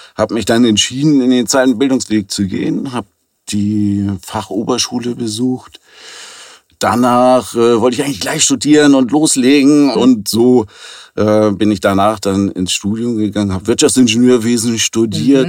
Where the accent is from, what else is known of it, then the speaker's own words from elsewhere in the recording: Hamburg, Germany; Ich komme aus Hamburg und bin hier gebürtig in der dritten Generation tatsächlich, also echter Hamburger